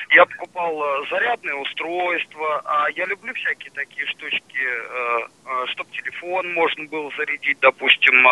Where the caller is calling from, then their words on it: Biysk, Altai Krai, Russia; Я звоню вам из Алтайского края, город Бийск, так называется наш